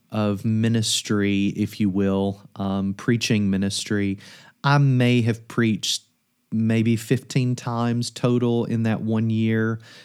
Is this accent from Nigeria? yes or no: no; Kentucky, United States; In the context that I grew up in Kentucky, it's thought in many churches that training, mentorship, even seminary is something that perhaps you should not